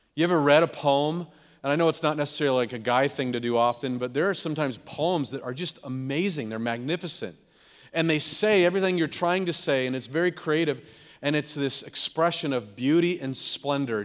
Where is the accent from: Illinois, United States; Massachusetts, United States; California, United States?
California, United States; Growing up in California, we'd have rainstorms and floods